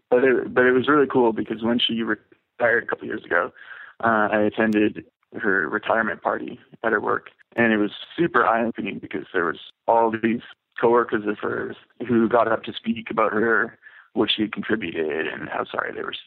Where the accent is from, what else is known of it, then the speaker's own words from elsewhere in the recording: Vancouver, British Columbia, Canada; I was born and raised in Vancouver, which is kind of unique, actually.